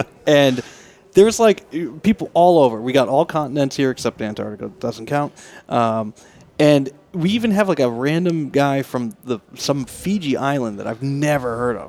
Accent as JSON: {"language": "English", "town": "Boston", "region": "Massachusetts", "country": "United States", "said": "I'm from Boston."}